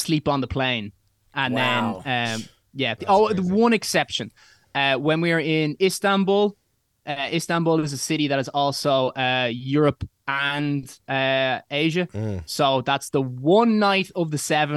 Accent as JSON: {"language": "English", "country": "Ireland", "said": "I'm from Ireland"}